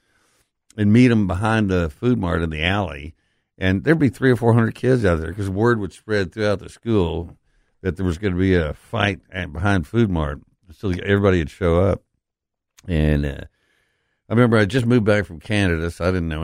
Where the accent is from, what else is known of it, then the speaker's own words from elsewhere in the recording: West Texas, United States; now in Memphis, United States; I grew up in West Texas